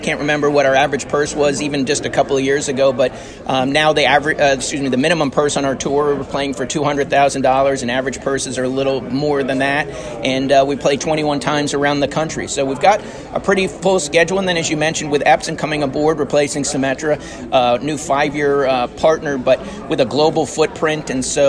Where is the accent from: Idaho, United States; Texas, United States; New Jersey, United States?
New Jersey, United States; moved away; I'm from New Jersey originally